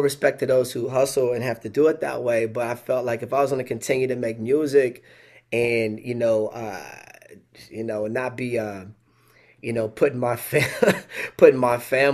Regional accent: Pacific Northwest, United States; moved away as an adult; now in Lansing, United States; I grew up in the Pacific Northwest

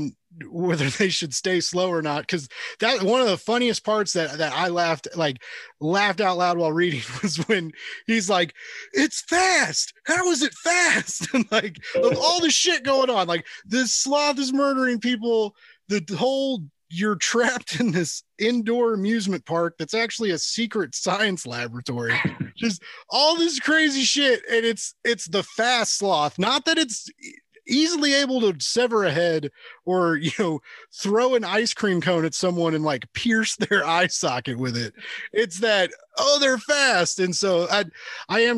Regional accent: Kansas City, Missouri, United States; we're from Kansas City, Missouri

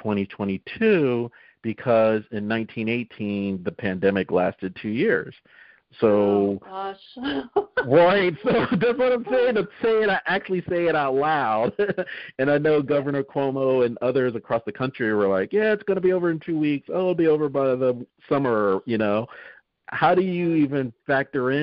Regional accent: Northeast, United States; we're both from the Northeast

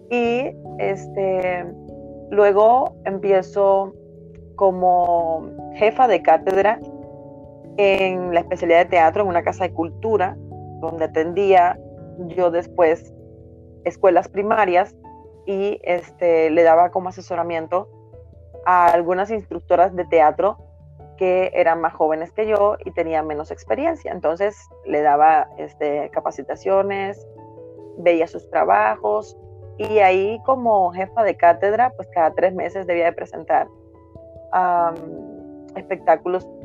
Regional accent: La Ruda, Havana, Cuba; moved away as an adult; now in Mexico; nací en un pequeño pueblo de la provincia habanera que se llama La Ruda, es el nombre de una planta medicinal. Ahí viví 25 años de mi vida. Y fue una niñez, puedo decir que bonita, sana y muy ingenua también.

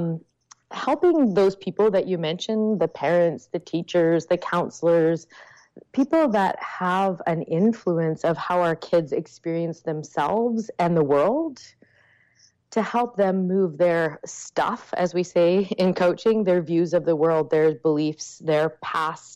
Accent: Canada; I am Canadian.

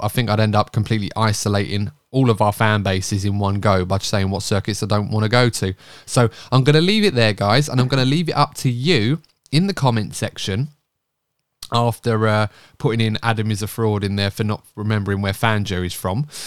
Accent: United Kingdom; being British

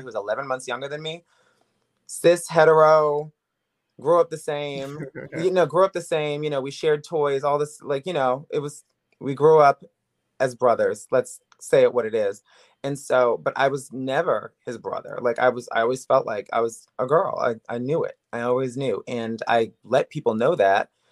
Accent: Woodbridge, Virginia, United States; also born or lived in New York City / Miami; now in Los Angeles, United States; I am from Woodbridge, Virginia originally, but I've lived in New York City, I've lived in Miami, I've lived in L A, I've lived in L A for nine years

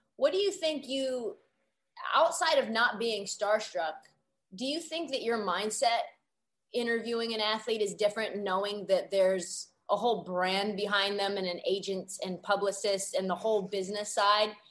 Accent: Portland, Oregon, United States; moved away as an adult; now in Los Angeles, United States; I grew up in Portland, went to Oregon

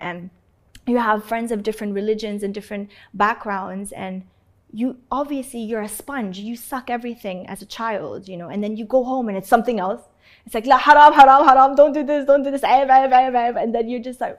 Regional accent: Canada; moved away as an adult; also born or lived in Saudi Arabia; now in India; I was born here

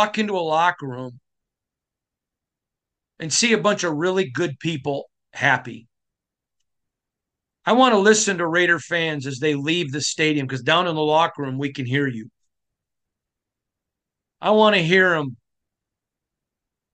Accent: Michigan, United States; I'm from Michigan

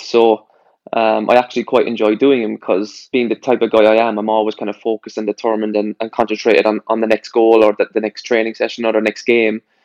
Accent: Ireland; moved away; also born or lived in Ipswich / Plymouth

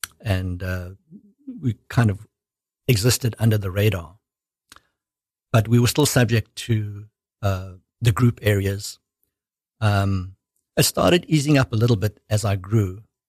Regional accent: South Africa; moved away as an adult; I was born in South Africa.

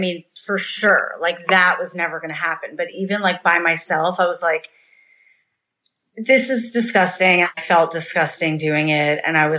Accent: New York, United States; moved away; Well, I'm from New York.

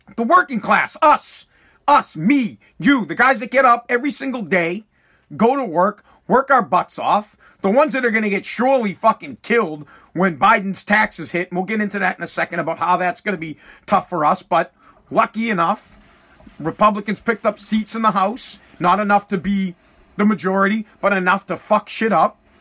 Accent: United States; That is my right as an American

